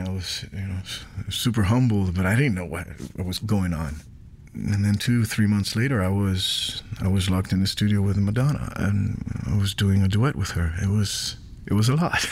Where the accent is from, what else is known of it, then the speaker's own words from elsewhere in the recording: San Juan, Puerto Rico; I, I grew up in Puerto Rico